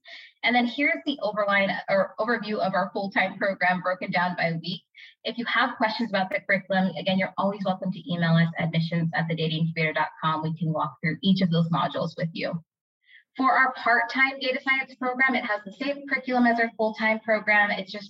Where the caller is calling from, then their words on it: Phoenix, Arizona, United States; I'm joining you from Phoenix, Arizona.